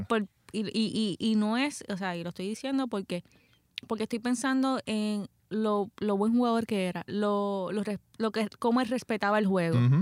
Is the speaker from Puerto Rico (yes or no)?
yes; Puerto Rico; soy puertorriqueña